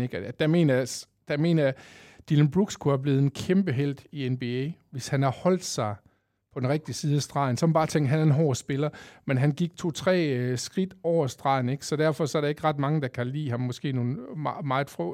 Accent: Kolding, Southern Denmark, Denmark; Jeg er 47 år fra Kolding

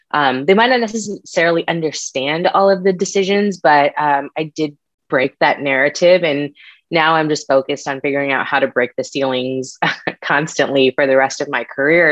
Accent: San Diego, California, United States; also born or lived in Connecticut; We actually moved from Connecticut, where I was born, to San Diego to be closer to my mom's siblings. I was brought up in a very close-knit family

